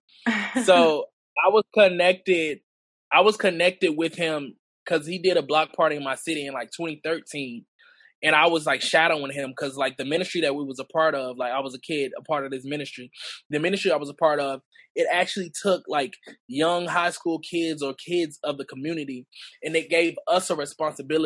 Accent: Montgomery, Alabama, United States; also born or lived in New York; I was basically really raised in Montgomery

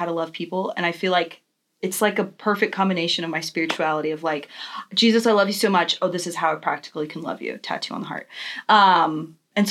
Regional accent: Texas, United States; also born or lived in California; I was born in California. I moved to Texas when I was little.

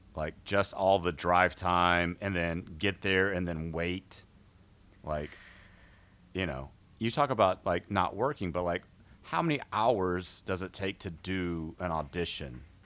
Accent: outside of San Antonio, Texas, United States; I grew up outside of San Antonio

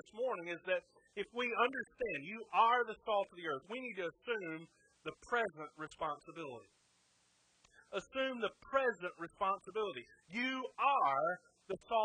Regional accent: the Bible Belt, United States; we as American Christians, we especially in the Bible Belt

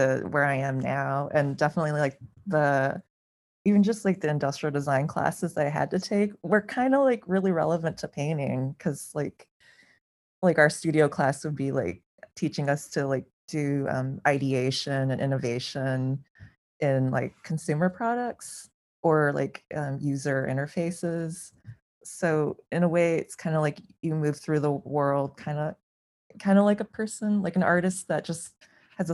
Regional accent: Champaign, Illinois, United States; I enrolled in the art school at my my hometown college, which is University of Illinois in Champaign-Urbana.

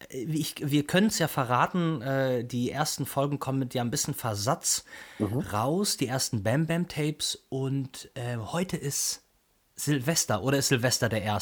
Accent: Chemnitz, Saxony, Germany; Genau, gebürtiger Karl-Marx-Städter sogar.

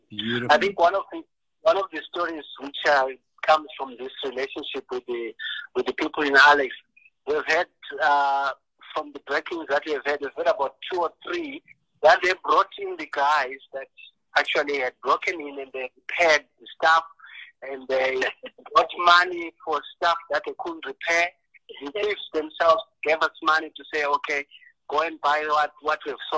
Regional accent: Eswatini; moved away; I'm actually Swati. I'm not I'm not Zimbabwean.

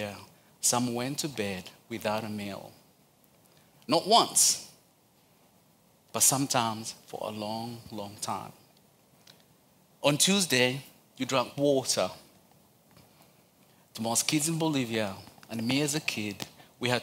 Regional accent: Uganda; English is a second language; now in Charlotte, United States; I'm originally from Uganda, but my dad is from Rwanda and my mom is from Uganda, but born and raised in Uganda

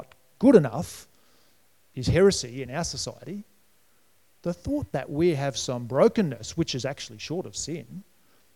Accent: New South Wales, Australia; moved away; also born or lived in Brisbane, Queensland; When I grew up in New South Wales

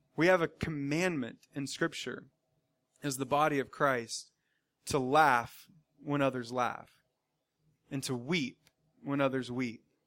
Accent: the South, United States; growing up in the South for me, and now all of us living in the South, living in the southeastern part of our country

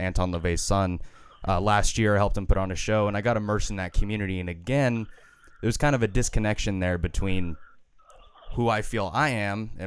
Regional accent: United States; I was born in America

